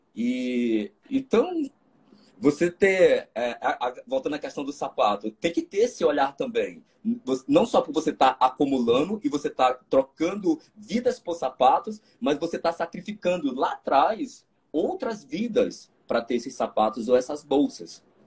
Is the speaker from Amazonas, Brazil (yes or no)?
no; Maranhão, Brazil; Sou maranhense.